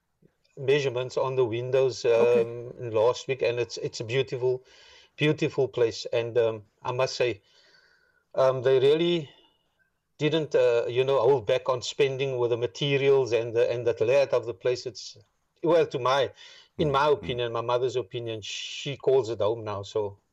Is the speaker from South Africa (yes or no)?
yes; Cape Town, Western Cape, South Africa; born there; I was born in District 6, yeah.